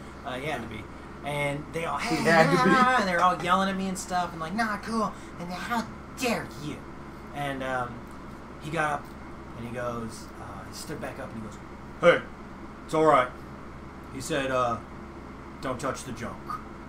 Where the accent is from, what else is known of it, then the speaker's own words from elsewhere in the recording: Blythewood, South Carolina, United States; also born or lived in Maryland; No, I grew up in Blythewood, South Carolina.